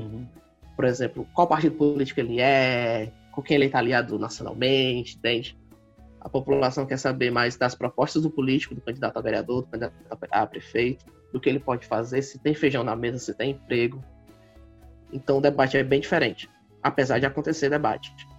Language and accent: Portuguese; Fortaleza metropolitan region, Ceará, Brazil; eu sou aqui da, de Fortaleza, né? Não exatamente de Fortaleza, mas da região metropolitana, da nossa querida capital, do Ceará